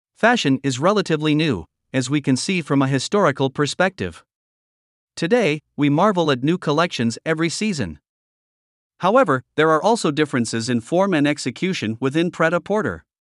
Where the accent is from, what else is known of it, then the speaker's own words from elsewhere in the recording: Germany; my hometown is Germany